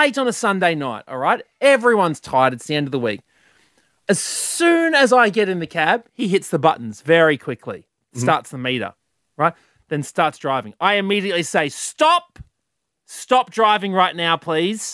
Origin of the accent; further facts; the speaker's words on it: Queensland, Australia; now in New South Wales, Australia; Growing up in Queensland